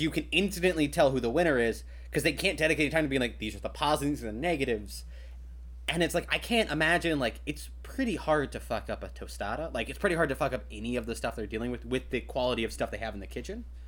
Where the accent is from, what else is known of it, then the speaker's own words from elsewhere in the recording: Kentucky, United States; I grew up in Kentucky, land of fried chicken.